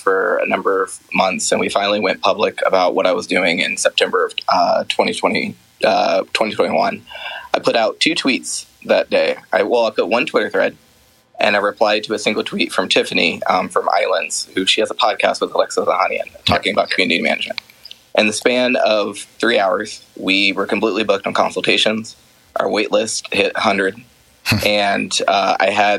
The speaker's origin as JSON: {"language": "English", "town": "Columbus", "region": "Ohio", "country": "United States", "tie": "born or raised there", "moved": "as an adult", "lives_now": "Emeryville, United States", "said": "I ended up moving from Columbus, my hometown, to San Francisco in February of last year with my husband"}